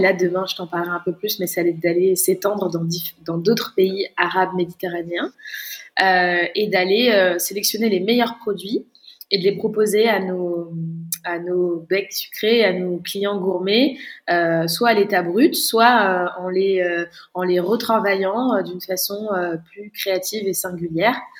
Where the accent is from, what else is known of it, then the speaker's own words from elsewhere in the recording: Bordeaux, Nouvelle-Aquitaine, France; j'ai fait un bac ES à Bordeaux, je suis bordelaise.